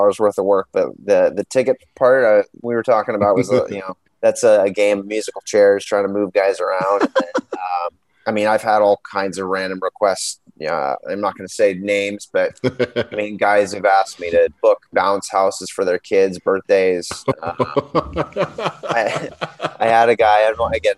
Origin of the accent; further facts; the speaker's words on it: San Jose, California, United States; moved away as an adult; also born or lived in Washington, D.C.; now in Seattle, United States; my hometown team again in San Jose